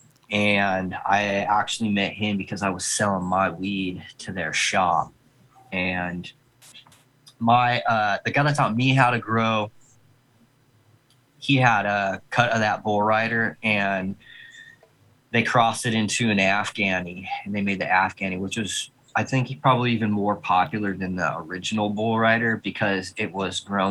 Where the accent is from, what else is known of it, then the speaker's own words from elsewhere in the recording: San Diego, California, United States; moved away as an adult; now in Oklahoma, United States; I'm from San Diego, born and raised. I actually relocated out to Oklahoma November of 2019.